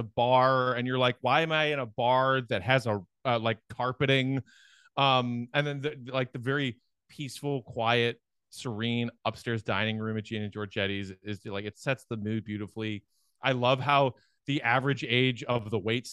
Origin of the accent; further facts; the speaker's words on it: Chicago, Illinois, United States; part of who I am as a Chicagoan.